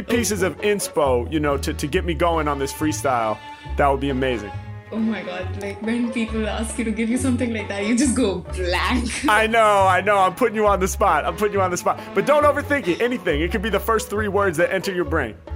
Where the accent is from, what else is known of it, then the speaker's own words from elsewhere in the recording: India; I'm from India.